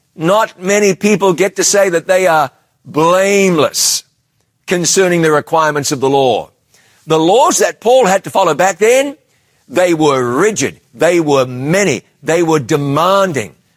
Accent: New Zealand; my home country

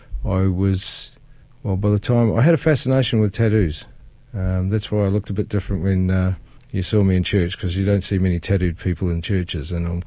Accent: New Zealand; born or raised there; also born or lived in England

